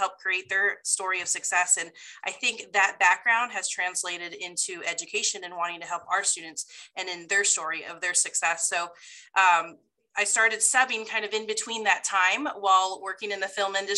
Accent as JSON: {"language": "English", "town": "Rancho Cucamonga", "region": "California", "country": "United States", "tie": "born or raised there", "also_born_or_lived": "Redlands, California", "said": "I actually grew up in Rancho Cucamonga"}